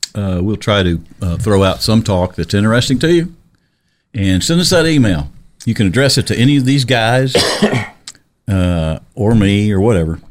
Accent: Little Rock, Arkansas, United States

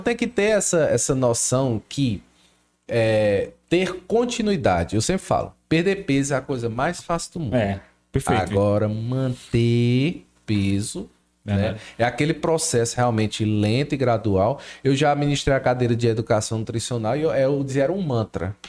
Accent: Crato, Ceará, Brazil; now in Juazeiro do Norte, Brazil; Eu sou do Crato, moro no Juazeiro hoje.

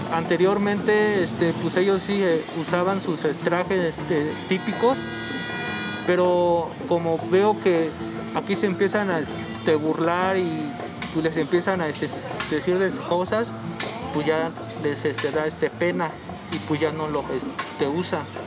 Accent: Mexico City, Mexico; nací aquí en la Ciudad de México

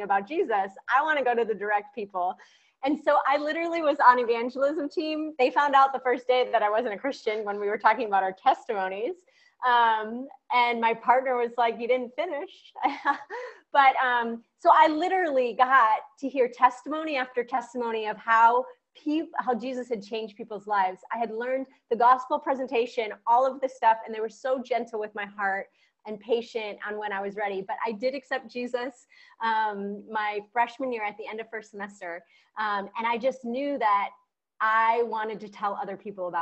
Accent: Chicago, Illinois, United States; moved away; also born or lived in Bulgaria; I'm originally from Chicago, Illinois

